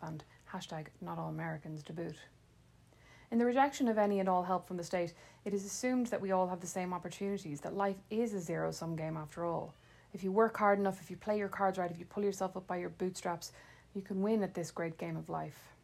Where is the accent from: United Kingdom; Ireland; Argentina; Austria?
Ireland; moved away as an adult; now in Fort Wayne, United States; the Irish wit and sarcasm I'd taken for granted